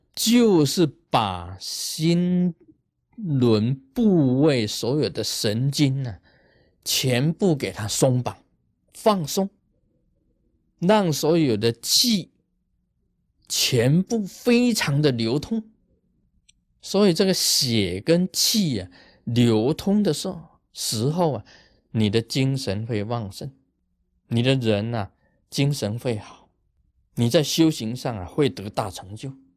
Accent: Taiwan; 我们台湾人

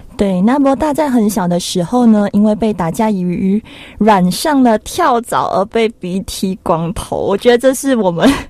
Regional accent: Malaysia; 我是马来西亚人

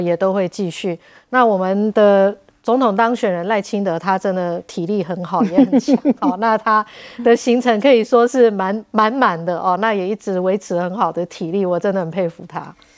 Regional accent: Tainan, Taiwan; also born or lived in United States; 我也是台南人

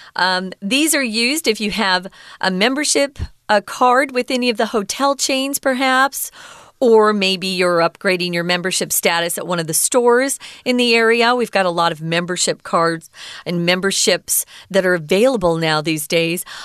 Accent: Mesa, Arizona, United States; I'm connected to Phoenix, Arizona. I'm from Mesa

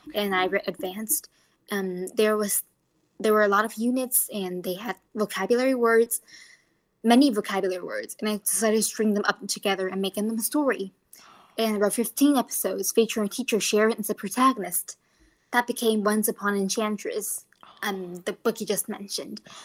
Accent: Taoyuan, Taiwan; English is a second language; I'm from Taoyuan

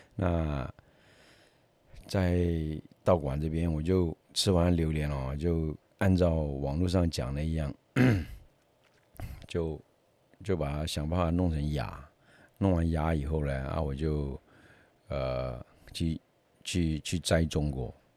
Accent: Taiwan; 我们台湾人也是一样啊

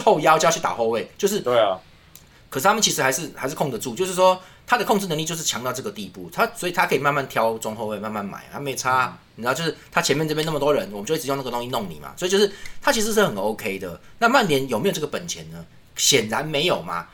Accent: Taiwan; 我们是台湾人

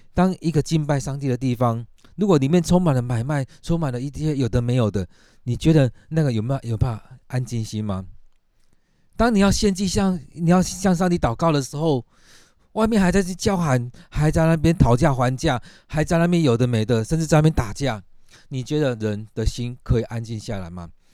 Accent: Taiwan; 我们台湾人

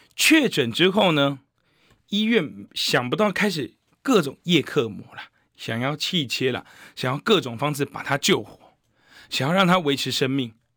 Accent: Taiwan; 我们台湾人不要被温水煮青蛙

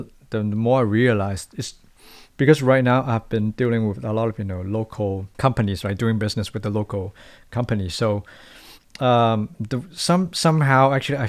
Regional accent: Hong Kong; now in Taiwan; it's a very different kind of, you know, ways of doing things when I'm coming from Hong Kong.

